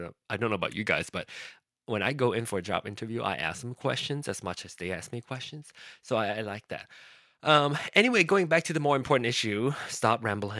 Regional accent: Malaysia; I started to think about how I wanted to have a voice as a Malaysian citizen. I wanted to be able to vote.

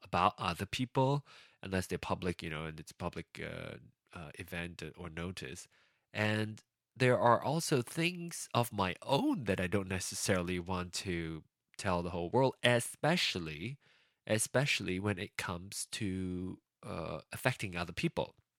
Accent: Malaysia; now in United States; I left Malaysia for a more progressive country

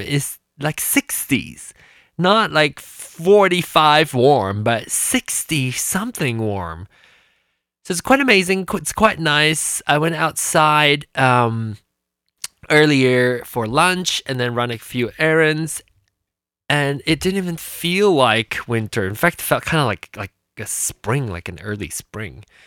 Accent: Malaysia; moved away as an adult; now in United States; I was born in Malaysia. I was born in Malaysia in di- 1974. Came here for school in 1995 when I was 21

